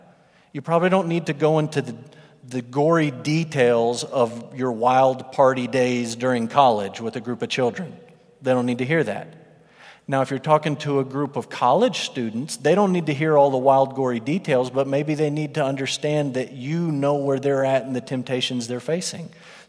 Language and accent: English; Russia; born there; The first thing that would come out of my mouth is, I was born in Russia.